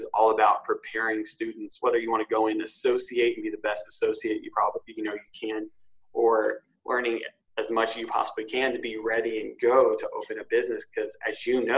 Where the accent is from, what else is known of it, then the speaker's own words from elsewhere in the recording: Tahlequah, Oklahoma, United States; moved away; I'm originally from Tahlequah, Oklahoma, a small town.